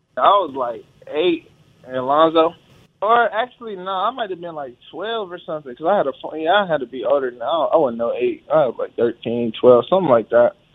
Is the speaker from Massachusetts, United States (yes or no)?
no; California, United States; moved away as an adult; now in Charlotte, United States; we from Cali